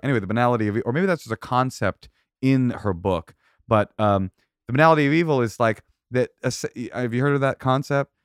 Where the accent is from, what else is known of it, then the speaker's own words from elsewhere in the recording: Oakland, California, United States; I grew up in Oakland